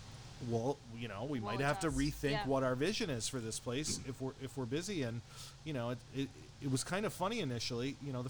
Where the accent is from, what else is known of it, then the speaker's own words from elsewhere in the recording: Glenville, New York, United States; I grew up in Glenville, went to Burnt Hills